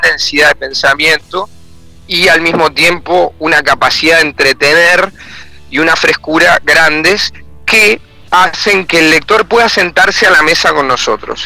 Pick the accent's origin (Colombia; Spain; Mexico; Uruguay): Uruguay; nuestra actualidad como uruguayos